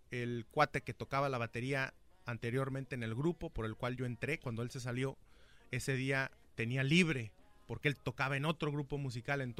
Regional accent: Michoacán, Mexico; Michoacano, 100%. Ah, soy michoacano hasta el tope.

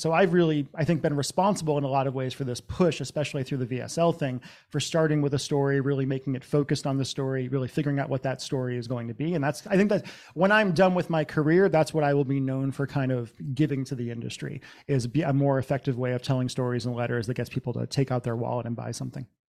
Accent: central Massachusetts, United States; moved away as an adult; also born or lived in Los Angeles / Seattle; I grew up in Massachusetts, central Massachusetts in the 80s and 90s.

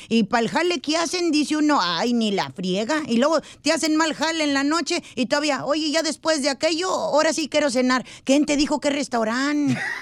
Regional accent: Mexico; vengo de México

